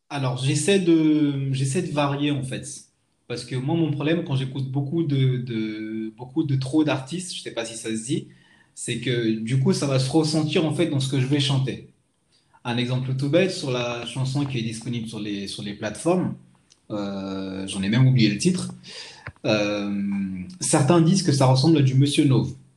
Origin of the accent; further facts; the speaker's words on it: Madagascar; now in France; je suis originaire de Madagascar.